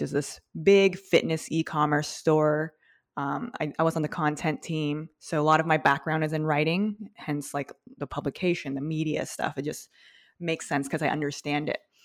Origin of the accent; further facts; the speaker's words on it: outside Los Angeles, Southern California, United States; I grew up in SoCal, a little bit in, like, a suburb, a little bit outside of L